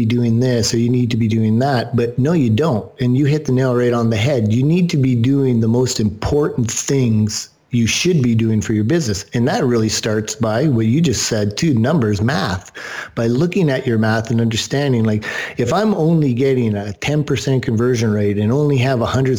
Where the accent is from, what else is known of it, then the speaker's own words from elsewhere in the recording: Canada; I'm Canadian